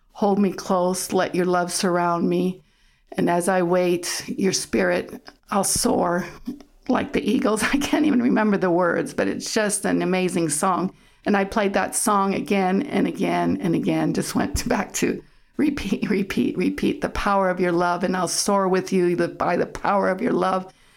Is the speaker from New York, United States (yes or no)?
no; Denver, Colorado, United States; first language German; English is a second language; I was born there in Colorado with both sets of parents, grew up, all my aunts and uncles and grandparents, all German culture